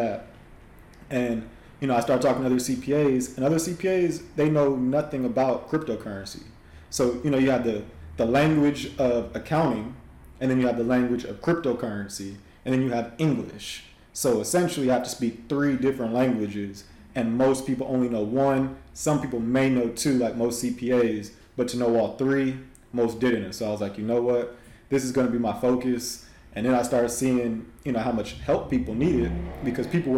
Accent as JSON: {"language": "English", "town": "Los Angeles", "region": "California", "country": "United States", "also_born_or_lived": "Houston", "moved": "as an adult", "said": "I'm originally from Southern California, so LA is where I'm originally from"}